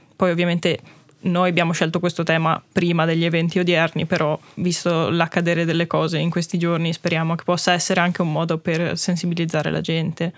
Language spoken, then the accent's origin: Italian; Val di Fassa, Trentino-Alto Adige, Italy; noi tutti siamo ladini, siamo un gruppo di otto ragazzi, ci veniamo tutti dalla Val di Fassa